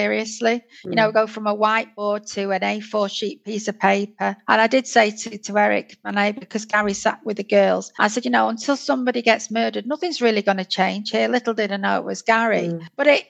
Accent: United Kingdom; as a Northerner

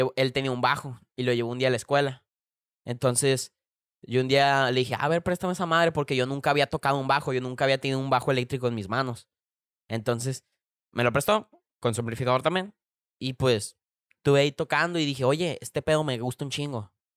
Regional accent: Culiacán, Sinaloa, Mexico; aquí de, de, Culiacán, de donde yo soy

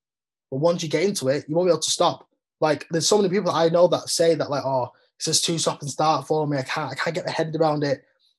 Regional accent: United Kingdom; obviously we are British and rugby is the main sport.

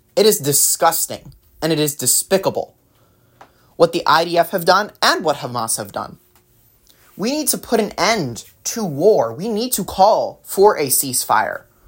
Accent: New Jersey, United States; now in California, United States; born and raised, then yeah, New Jersey

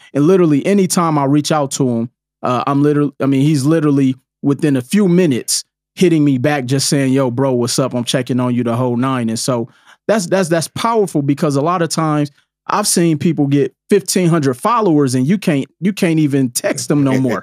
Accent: Milwaukee, Wisconsin, United States; growing up in Milwaukee

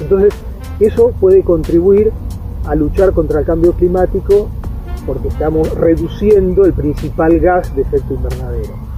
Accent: Banfield, Buenos Aires Province, Argentina; moved away as an adult; also born or lived in La Plata / Chubut / Germany; now in Patagonia, Argentina; de Banfield, provincia de Buenos Aires.

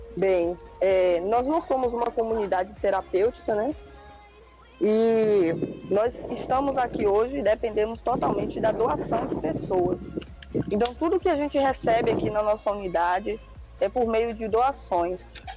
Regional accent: interior of Bahia, Brazil; moved away as an adult; now in Monte Gordo, Brazil; sou do interior da Bahia. Estou hoje atualmente aqui em, em Monte Gordo, mas vim do interior, lá pela região de Juquié Itabuna

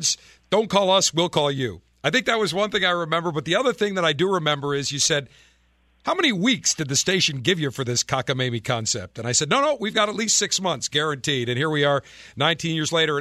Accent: Buffalo, New York, United States; moved away; my hometown of Buffalo

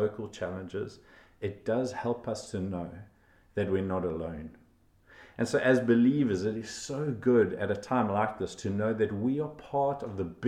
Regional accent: South Africa; I was from South Africa

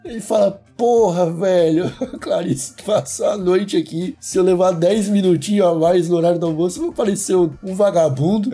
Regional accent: Brazil; como brasileiro

